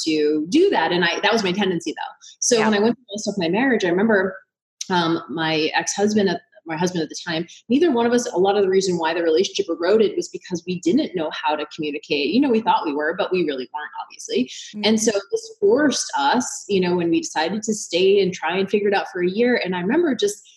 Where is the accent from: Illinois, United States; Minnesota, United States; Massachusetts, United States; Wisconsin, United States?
Massachusetts, United States; Boston; I'm from Boston, huge Irish Catholic family.